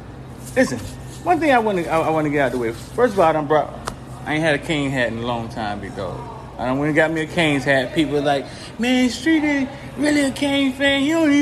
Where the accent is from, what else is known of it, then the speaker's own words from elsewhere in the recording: Miami, Florida, United States; I grew up in Miami. From Miami